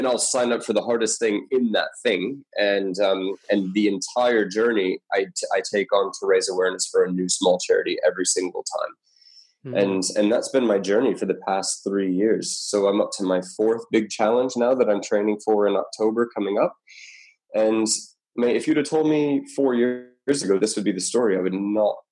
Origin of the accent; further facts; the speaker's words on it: Colorado, United States; now in Australia; I'm from Colorado originally, and I've never skied in my life